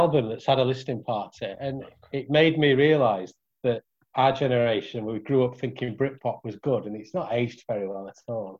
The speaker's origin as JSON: {"language": "English", "town": "Rotherham", "region": "Yorkshire and the Humber", "country": "United Kingdom", "tie": "born or raised there", "said": "I'm playing Sitwell a lot in Rotherham, my hometown."}